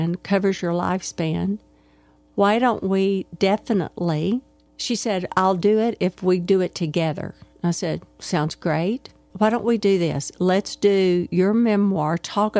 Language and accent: English; Arkadelphia, Arkansas, United States; Beth Moore and I grew up together in Arkadelphia, Arkansas.